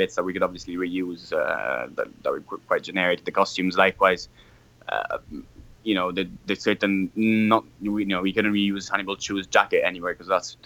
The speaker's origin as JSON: {"language": "English", "town": "Rome", "region": "Lazio", "country": "Italy", "said": "I'm from Rome. I'm a Roman"}